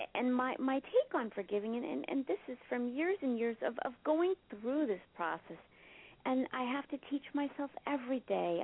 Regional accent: Marblehead, Massachusetts, United States; I grew up in Marblehead, Massachusetts, which is right next to Salem, Massachusetts

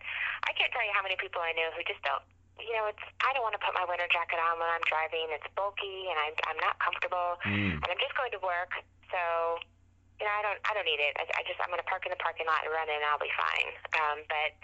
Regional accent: Napa, California, United States; also born or lived in Willamette Valley, Oregon / Shenandoah Valley, Virginia; now in Virginia, United States; I grew up in Napa, California

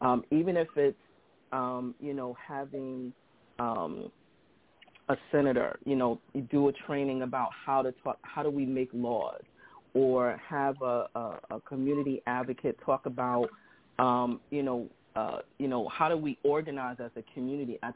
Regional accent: New York City, New York, United States; I'm actually from Brownsville, Brooklyn

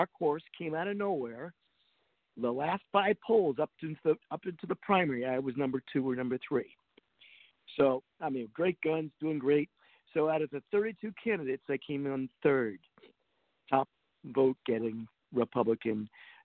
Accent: Rhode Island, United States; moved away as an adult; now in California, United States; where I grew up, in Rhode Island

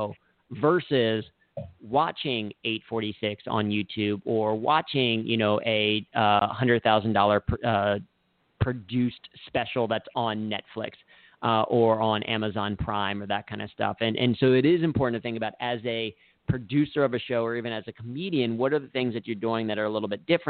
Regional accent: Cincinnati, Ohio, United States; I grew up in Cincinnati

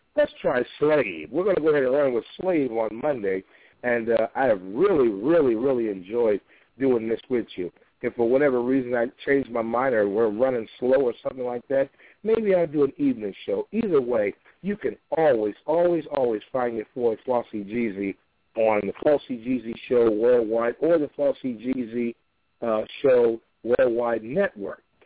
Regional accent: Chicago, Illinois, United States; That's my hometown, Chicago.

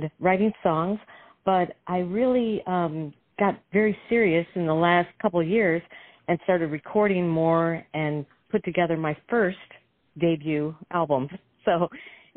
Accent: Detroit, Michigan, United States; I was raised in Detroit, where you have to have soul.

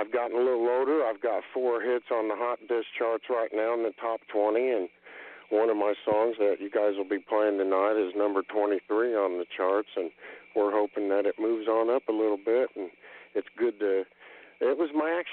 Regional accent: Danville, Indiana, United States; my classmates I went to school with at Danville High School there in Indiana. I'm from Indiana

